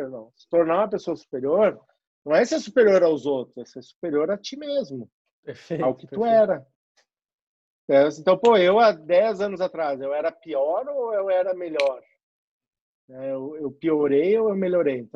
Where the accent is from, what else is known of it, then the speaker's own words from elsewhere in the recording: South Region, Brazil; now in São Paulo, Brazil; eu saí do Sul e vim morar em São Paulo para poder construir a minha